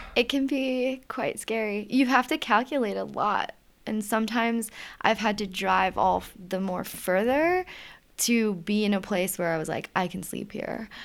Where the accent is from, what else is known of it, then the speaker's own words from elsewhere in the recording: Richmond, Virginia, United States; moved away as an adult; I'm from Richmond, Virginia originally